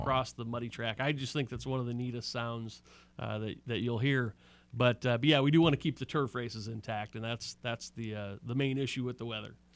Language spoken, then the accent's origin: English; Omaha, Nebraska, United States; moved away; I'm from Omaha, Nebraska.